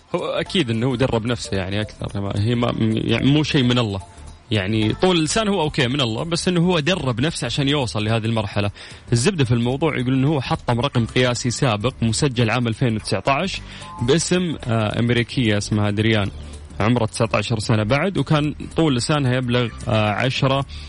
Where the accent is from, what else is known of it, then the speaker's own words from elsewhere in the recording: Saudi Arabia; عندنا في السعودية